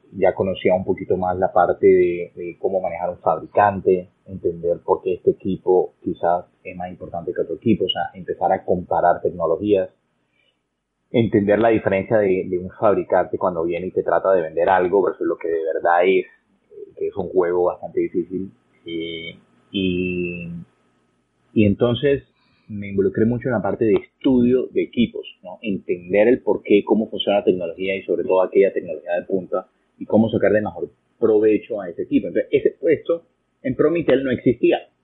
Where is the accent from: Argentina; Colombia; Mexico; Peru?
Colombia; Barranquilla, Atlántico; also born or lived in Florida, United States; now in United States; yo nací en una región de Colombia en la costa norte, se llama Barranquilla, mi ciudad natal.